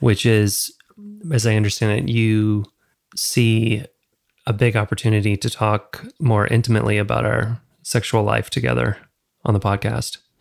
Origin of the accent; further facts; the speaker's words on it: the South, United States; growing up in the South